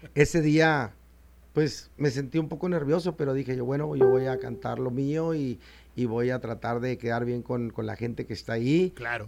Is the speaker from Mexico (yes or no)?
yes; Chihuahua, Mexico; yo soy lo norteño, lo norteño hasta el tope de, de Chihuahua, Chihuahua